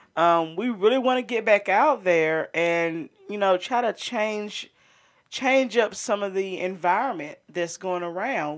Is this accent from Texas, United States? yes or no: no; Montgomery County, North Carolina, United States; we're from Montgomery County